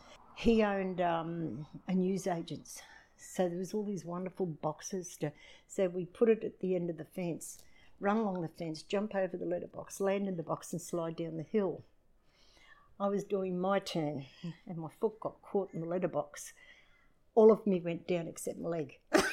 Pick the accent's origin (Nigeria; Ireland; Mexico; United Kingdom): United Kingdom; Edinburgh, Scotland; born there; I was born in Leith, Edinburgh, Scotland, 1953.